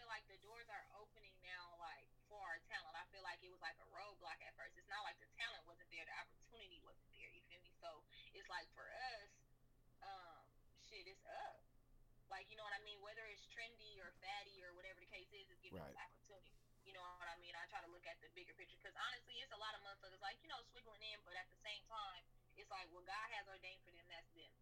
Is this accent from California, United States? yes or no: yes; Oakland, California, United States; from Oakland